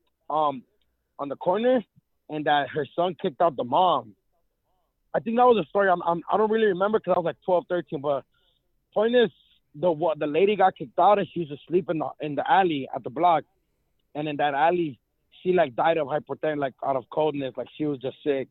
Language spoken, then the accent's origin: English; Los Angeles, California, United States; I grew up in Echo Park in downtown